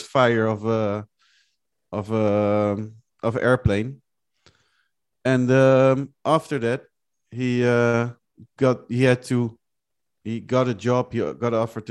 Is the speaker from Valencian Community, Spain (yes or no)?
no; Benalmádena, Andalusia, Spain; also born or lived in Malaga; now in Netherlands; I am originally from Benalmádena, born in Malaga City